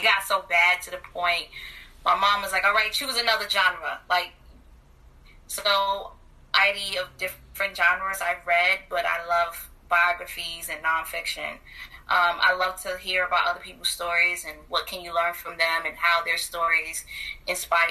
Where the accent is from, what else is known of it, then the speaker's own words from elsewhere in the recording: New York City, New York, United States; moved away as an adult; now in Virginia, United States; I'm a Brooklyn native, born and raised, proud.